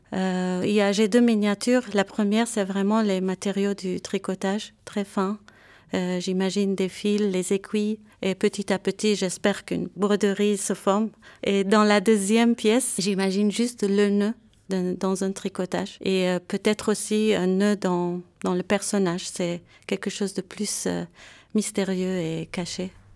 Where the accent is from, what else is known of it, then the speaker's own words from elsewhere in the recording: Beirut, Beirut Governorate, Lebanon; moved away as an adult; also born or lived in Yerevan, Armenia / Paris, France; now in Geneva, Switzerland; Je viens de Beyrouth, Liban